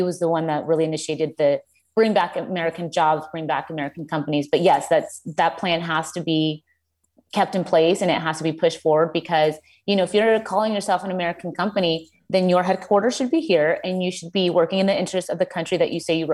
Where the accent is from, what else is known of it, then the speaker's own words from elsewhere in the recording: Colombia; now in United States; I grew up in Colombia